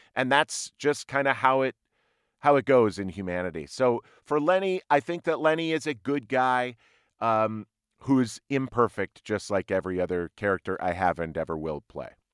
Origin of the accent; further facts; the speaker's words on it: Minnesota, United States; also born or lived in Ohio; I was mostly raised in Minnesota